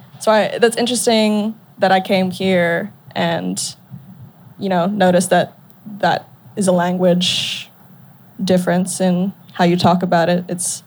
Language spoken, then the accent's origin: English; Singapore; now in Australia; I spend most of my years growing up in Singapore, where it's so multicultural